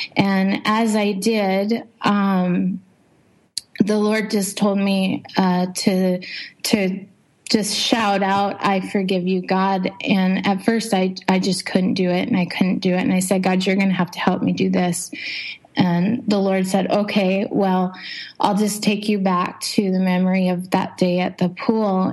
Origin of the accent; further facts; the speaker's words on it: Montana, United States; moved away as an adult; also born or lived in Ripon, Wisconsin / Jamestown, North Dakota; now in Indonesia; I was I was born in Montana